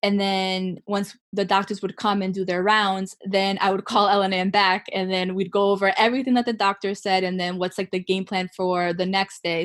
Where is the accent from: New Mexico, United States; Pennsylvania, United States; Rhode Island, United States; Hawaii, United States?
Rhode Island, United States; I was born and raised in Rhode Island